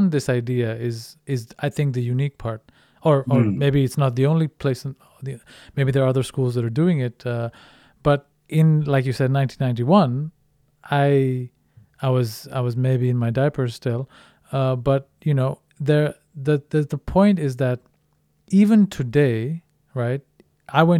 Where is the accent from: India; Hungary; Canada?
India; moved away as an adult; also born or lived in Netherlands; now in Denmark; I'm originally Indian, grew up in India, finished my high school there, and then came to the Netherlands